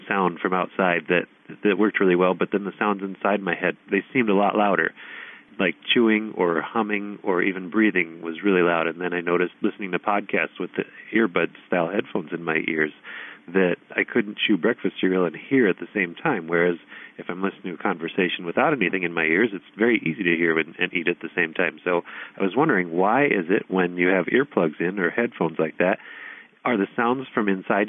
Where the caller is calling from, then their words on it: Illinois, United States; I'm calling from Illinois in the USA.